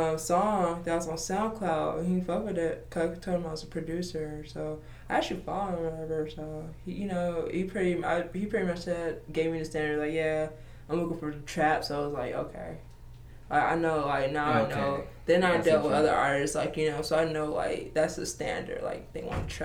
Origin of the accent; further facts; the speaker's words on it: Georgia, United States; I'm visiting here from Georgia right now, so we just, you know, we chilling. You know, this is always home.